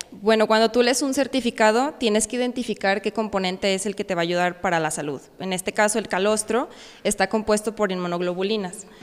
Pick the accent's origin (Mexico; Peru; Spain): Mexico; San Miguel el Alto, Jalisco; vengo de San Miguel el Alto, aquí cerquita de Conana